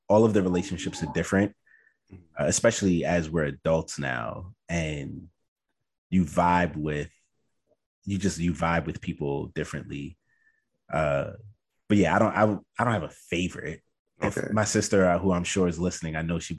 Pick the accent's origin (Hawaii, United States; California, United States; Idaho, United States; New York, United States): New York, United States; New York City; I was raised in Brooklyn